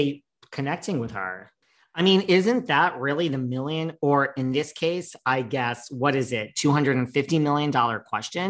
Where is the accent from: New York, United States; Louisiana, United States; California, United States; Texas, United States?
New York, United States; I'm from New York